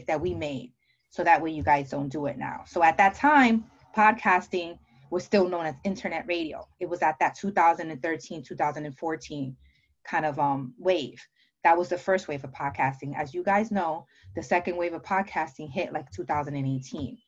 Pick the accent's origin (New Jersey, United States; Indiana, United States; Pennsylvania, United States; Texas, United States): New Jersey, United States; also born or lived in Dominican Republic; I'm from New Jersey. I'm sure you can tell by my accent.